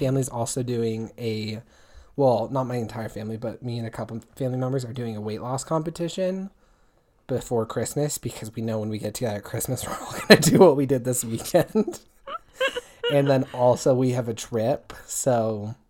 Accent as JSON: {"language": "English", "region": "Washington", "country": "United States", "tie": "born or raised there", "moved": "yes"}